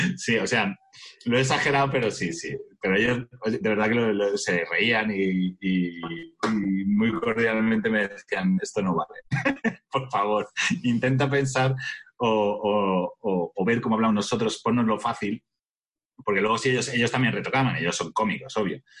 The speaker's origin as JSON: {"language": "Spanish", "town": "Majadahonda", "region": "Community of Madrid", "country": "Spain", "said": "en Majadahonda, que es de donde soy yo"}